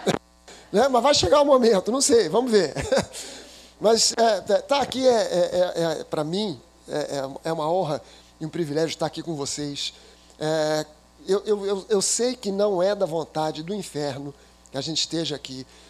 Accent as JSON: {"language": "Portuguese", "region": "Rio de Janeiro", "country": "Brazil", "tie": "born or raised there", "said": "a minha infância eu fui morador da Tijuca. Eu sou carioca da gema"}